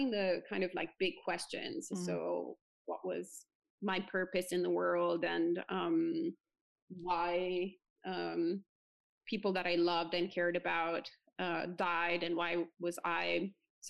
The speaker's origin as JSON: {"language": "English", "country": "Italy", "tie": "born or raised there", "moved": "yes", "lives_now": "New Jersey, United States", "said": "I was born and bred in Italy, so the land of Catholicism"}